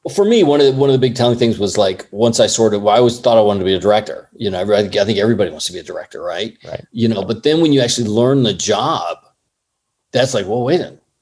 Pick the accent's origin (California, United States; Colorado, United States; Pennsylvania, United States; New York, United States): California, United States; San Clemente; moved away as an adult; also born or lived in Los Angeles, United States; now in Thailand; I grew up in Orange County uh, I went to San Clemente High School